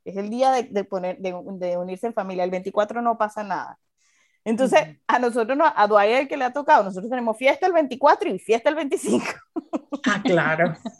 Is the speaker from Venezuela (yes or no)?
yes; Venezuela; now in United States; nosotros, en Venezuela